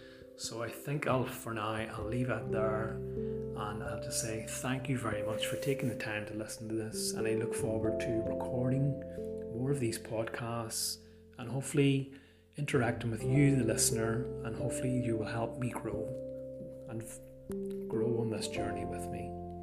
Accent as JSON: {"language": "English", "region": "Northern Ireland", "country": "United Kingdom", "said": "obviously by the sound of my accent it wouldn't be too hard to guess, if you don't already know, that yes, I am from the country of Ireland and from the north of that island."}